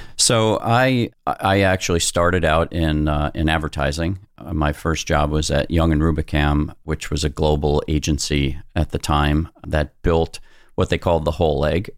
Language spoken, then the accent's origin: English; New York City, New York, United States; moved away; I was born in Brooklyn as well.